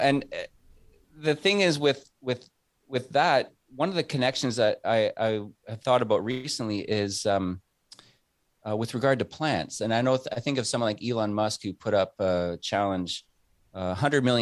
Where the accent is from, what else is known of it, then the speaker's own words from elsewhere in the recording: Canada; I'm a Canadian citizen